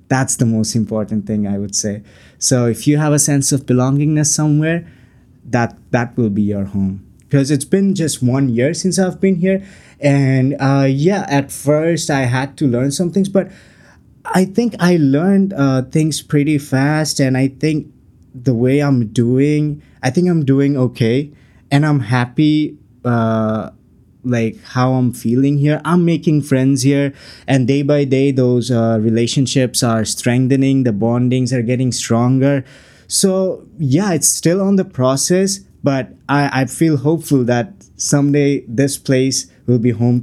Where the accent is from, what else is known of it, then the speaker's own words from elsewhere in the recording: Chittagong, Chittagong Division, Bangladesh; moved away as an adult; now in Canada; I'm from Chittagong, so that's the commercial capital of Bangladesh.